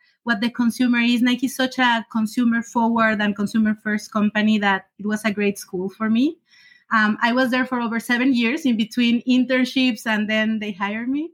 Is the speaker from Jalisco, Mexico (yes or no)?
yes; Guadalajara, Jalisco, Mexico; moved away as an adult; also born or lived in France / China / Canada; I studied marketing in Mexico, in Guadalajara, from where I'm originally from